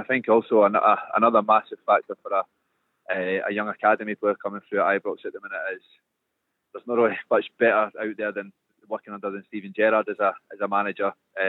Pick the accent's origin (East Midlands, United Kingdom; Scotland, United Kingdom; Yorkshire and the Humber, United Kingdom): Scotland, United Kingdom; Dunbar; moved away as an adult; now in Glasgow, United Kingdom; I'm from Edinburgh originally, a small town called Dunbar on the East Coast.